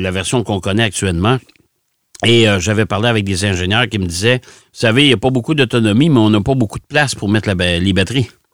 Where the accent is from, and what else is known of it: Quebec, Canada